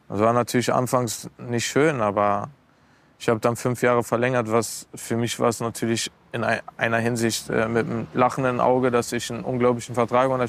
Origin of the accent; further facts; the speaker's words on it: Berlin, Germany; weil sie uns immer für einen kleinen Betrag als Berliner Jungs, die wollen sowieso nicht raus aus Berlin, ach, lass die mal immer ein bisschen, die dürfen nicht zu, zu groß werden.